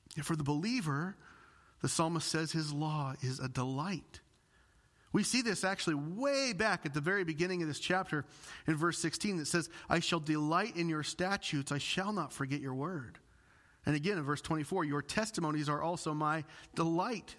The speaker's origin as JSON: {"language": "English", "region": "Illinois", "country": "United States", "moved": "yes", "said": "I'm from the Bible Belt. Literally every family in my area of Illinois has at least one pastor in the family"}